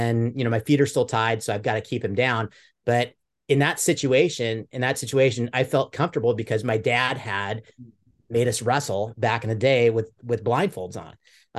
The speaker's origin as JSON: {"language": "English", "town": "Mercer Island", "region": "Washington", "country": "United States", "tie": "born or raised there", "said": "I grew up in Mercer Island, Washington, which is a kind of a white collar area, pretty affluent area."}